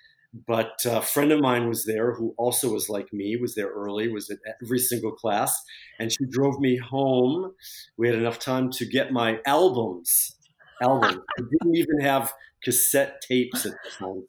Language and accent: English; Syracuse, New York, United States; moved away as an adult; also born or lived in Boston; now in Paris, France; I grew up in Syracuse, New York, and I went to school in Boston